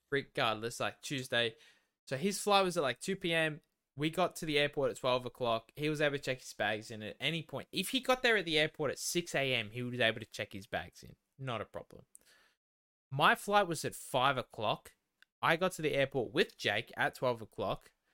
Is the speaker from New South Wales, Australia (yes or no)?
no; Melton, Victoria, Australia; I grew up there more than you did